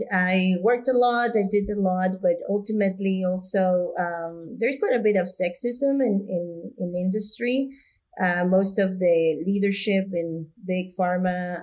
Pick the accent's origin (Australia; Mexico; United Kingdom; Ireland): Mexico; moved away as an adult; also born or lived in United States; I'm originally from Mexico. I was born and grew up in Mexico.